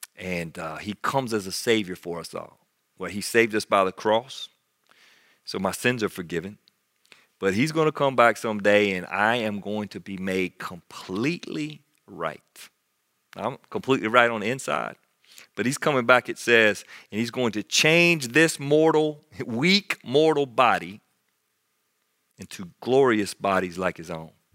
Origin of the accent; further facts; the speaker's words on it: United States; as an American Christian